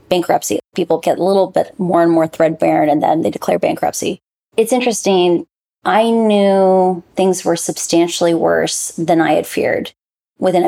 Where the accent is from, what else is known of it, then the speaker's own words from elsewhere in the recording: Iowa, United States; now in Puerto Rico; I grew up in the Midwest in the United States, in Iowa, in a university town by two parents who are both professors